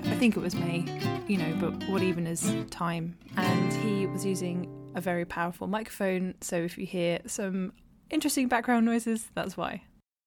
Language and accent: English; England, United Kingdom; I'm English